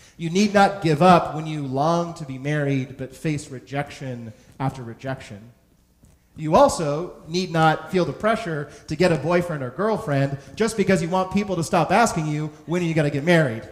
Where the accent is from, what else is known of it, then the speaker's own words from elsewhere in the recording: San Francisco, California, United States; now in New York, United States; where I was born and raised in San Francisco